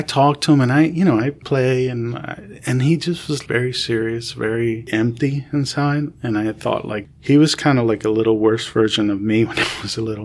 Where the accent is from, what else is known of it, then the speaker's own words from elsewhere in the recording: Camden, New Jersey, United States; moved away; also born or lived in New York; I grew up in Camden, and everybody's black or Hispanic